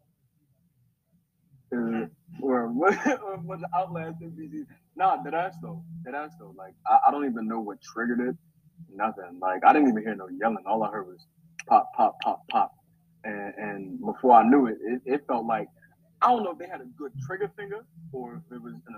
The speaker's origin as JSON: {"language": "English", "town": "New York City", "region": "New York", "country": "United States", "moved": "yes", "lives_now": "Philadelphia, United States", "said": "me, I'm from New York City, from Queens, New York"}